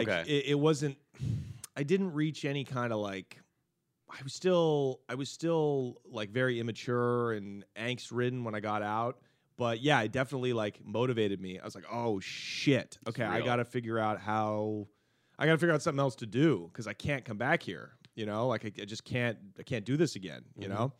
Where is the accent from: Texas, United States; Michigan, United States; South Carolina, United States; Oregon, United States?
Oregon, United States; Portland; we're from Portland.